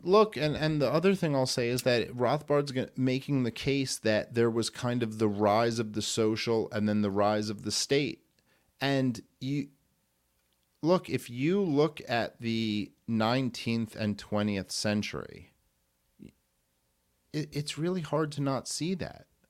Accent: New York City, New York, United States; I grew up in Brooklyn

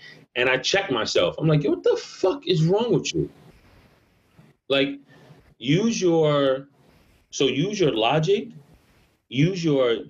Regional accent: New York, United States; moved away as an adult; now in Amsterdam, Netherlands; I was born and raised in New York

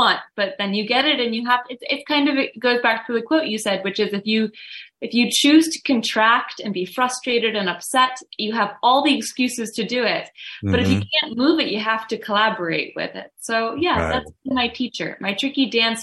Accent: Woodstock, New York, United States; they moved up to Woodstock. So I was raised in the shadow of Overlook Mountain

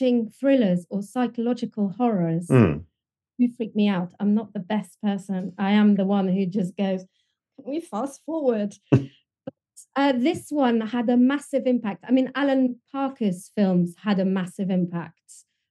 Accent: France; English is a second language; moved away; But I was in France. I was brought up in France

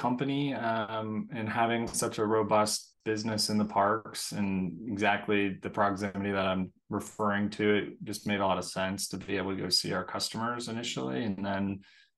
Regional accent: Kentucky, United States; moved away as an adult; now in Salt Lake City, United States; I'm from Kentucky, and that's actually where we started the company, but we're now in Salt Lake City

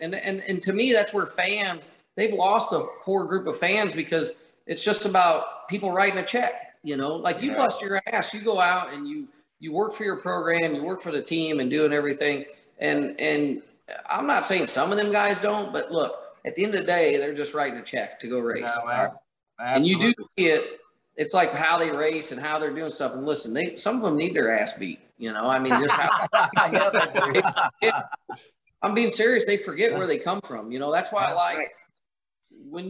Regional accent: northern Indiana, United States; I grew up around racing in Indiana, northern Indiana

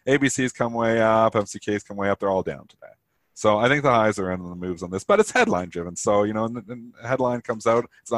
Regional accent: Leamington, Ontario, Canada; I was born in Leamington, Ontario, which was used to be just built by Heinz. It's like the tomato it's called the tomato capital of Canada

